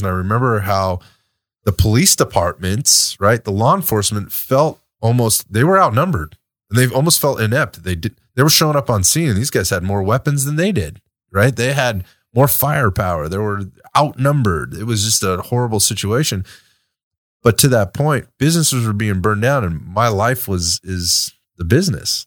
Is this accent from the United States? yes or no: yes; United States; as an American citizen, right, and as an American